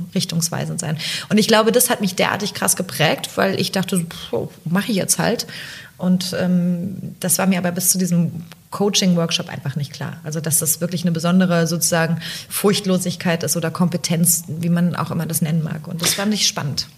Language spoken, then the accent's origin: German; East Germany, Germany; moved away; ich komme aus dem Osten übrigens